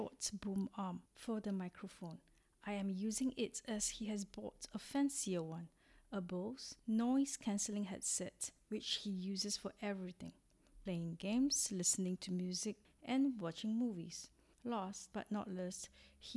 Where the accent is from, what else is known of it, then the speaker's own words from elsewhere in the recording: Singapore; moved away as an adult; also born or lived in Hong Kong; now in Arcy, France; I am originally from Singapore, a little country in Southeast Asia, and have been living in France for 4 years since 2016